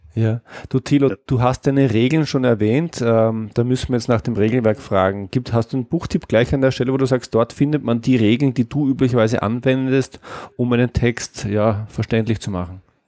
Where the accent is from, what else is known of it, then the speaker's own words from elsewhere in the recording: Austria; als Österreicher